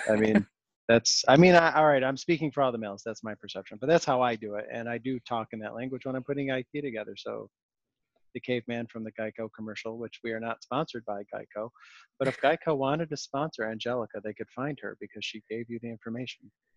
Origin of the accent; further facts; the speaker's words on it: Rochester, New York, United States; I grew up in Rochester, New York.